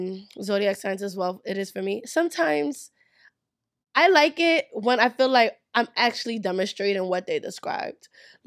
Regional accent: Nigeria; Oh, well, we're a Nigerian. Nigerians say, you people, do not be offended.

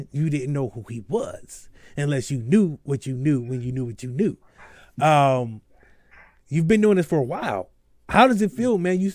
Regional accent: Akron, Ohio, United States; I'm from Akron. I am still Akron.

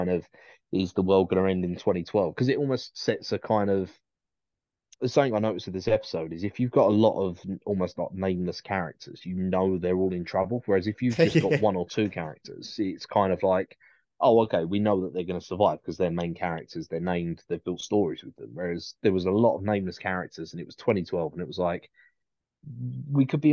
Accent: United Kingdom; as a Brit

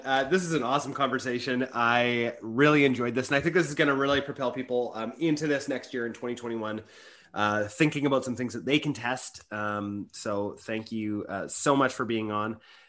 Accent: Canada; I'm a Canadian

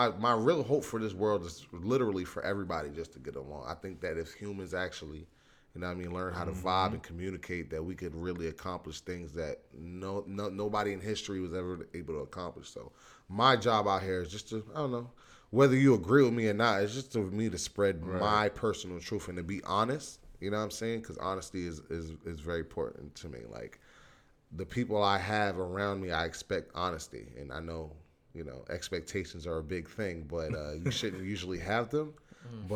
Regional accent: New York, United States; I'm from New York

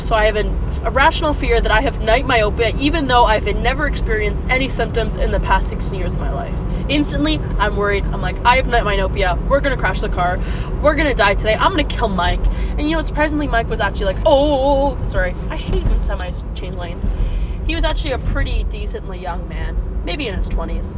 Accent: Peterborough, Ontario, Canada; my first experience driving in my hometown was on the busiest street we could possibly have in my hometown. It wasn't super busy, but for those of you who live in Peterborough, I was on Lansdowne Street

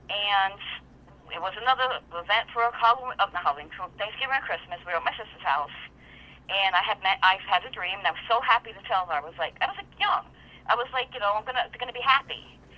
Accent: New York, United States; now in Florida, United States; I'm from New York.

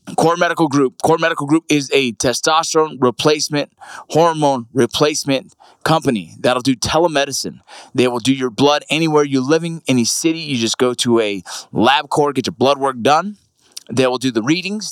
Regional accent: San Fernando, California, United States; moved away as an adult; also born or lived in Kentucky; now in Utah, United States; I grew up in San Fernando

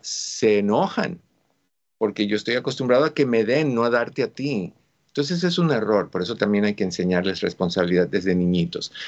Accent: Cuba; moved away; Yo soy cubano

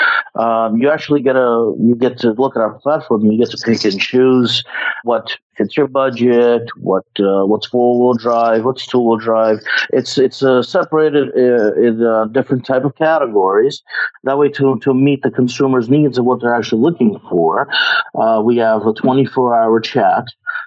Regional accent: Ukraine; moved away; I am from Ukraine, and I come from a family of business

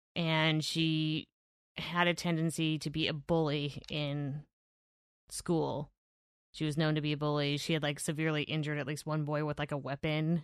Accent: Evanston, Washington, United States; I was born in Evanston

